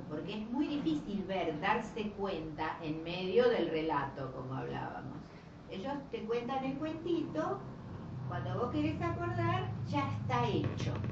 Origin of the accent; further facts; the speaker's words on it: San Miguel, Buenos Aires Province, Argentina; a mí me daba cosa decir que yo era de San Miguel